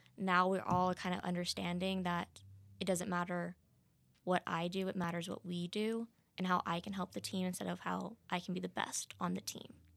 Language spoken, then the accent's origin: English; Texas, United States; moved away; I'm from Texas